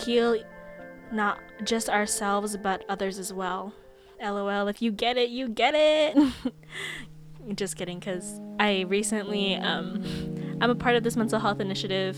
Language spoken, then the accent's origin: English; Stockton, California, United States; also born or lived in Philippines; being born in the motherland and then growing up in America